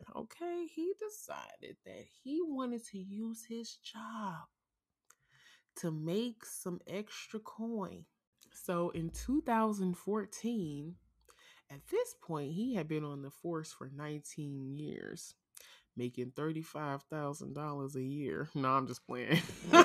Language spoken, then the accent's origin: English; St. Louis, Missouri, United States; born or raised there